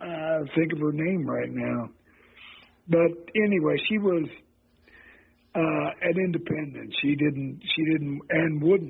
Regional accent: St. Joseph, Missouri, United States; born and raised in St. Joe.

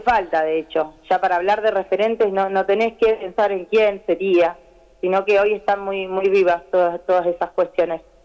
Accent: Santa Fe, Argentina; acá en Santa Fe, que es de donde yo nací, yo soy de Santa Fe Capital

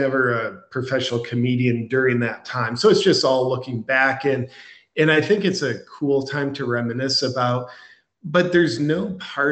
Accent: United States; now in Austin, United States; I was born in America

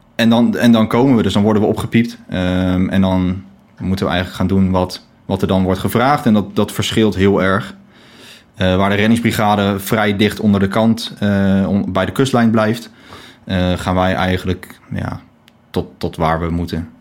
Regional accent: The Hague, South Holland, Netherlands; ik woon op Scheveningen. al mijn hele leven.

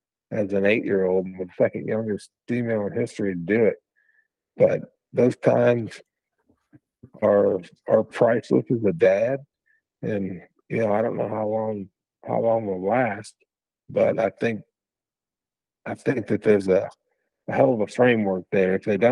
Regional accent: Illinois, United States; now in Missouri, United States; I grew up in Illinois, and when I was there, we didn't have any turkeys. None. When I grew up, I didn't have turkeys, so I went to college here in Missouri in 95.

